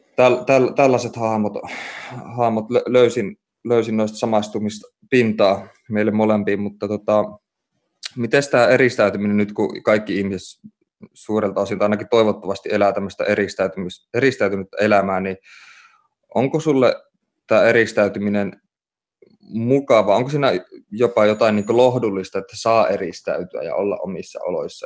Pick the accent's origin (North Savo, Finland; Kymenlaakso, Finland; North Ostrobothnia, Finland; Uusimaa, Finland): North Ostrobothnia, Finland; Oulu; mä kasvoin lapsuuteni ja nuoruuteni Oulussa